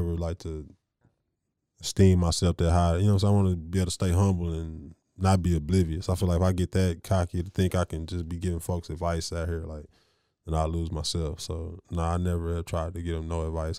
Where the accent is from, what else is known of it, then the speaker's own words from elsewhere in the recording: Waco, Texas, United States; the pride that we are to be from Waco